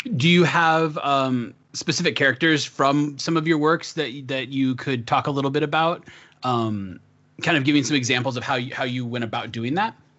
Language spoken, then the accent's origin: English; the Northwest, Pacific Northwest, United States; I, I grew up in the sticks. I'm a farm boy, but I'm from the Northwest